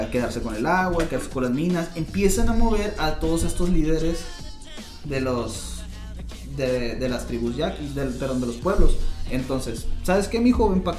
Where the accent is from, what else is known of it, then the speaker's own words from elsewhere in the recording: Vícam, Sonora, Mexico; Yo soy de Bicam, yo no quiero.